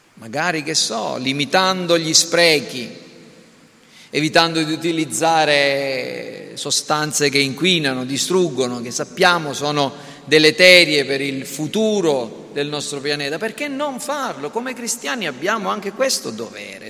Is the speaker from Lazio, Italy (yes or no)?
no; Sicily, Italy; Noi siamo nati in Italia, siamo italiani